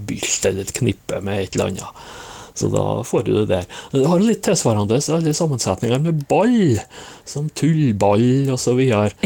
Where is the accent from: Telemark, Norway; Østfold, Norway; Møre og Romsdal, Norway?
Møre og Romsdal, Norway; som nordmøring så bør det nå være bra hjemme her